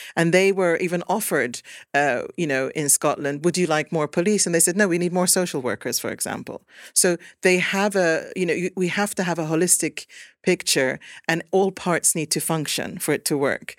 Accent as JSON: {"language": "English", "town": "Vantaa", "region": "Uusimaa", "country": "Finland", "tie": "born or raised there", "also_born_or_lived": "Kangasala / Sweden", "moved": "yes", "lives_now": "Stockholm, Sweden", "said": "i was brought up in Vanta"}